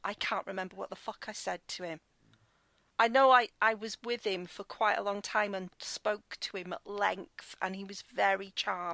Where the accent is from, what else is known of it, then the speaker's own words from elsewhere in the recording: United Kingdom; also born or lived in United States; I was the only British person there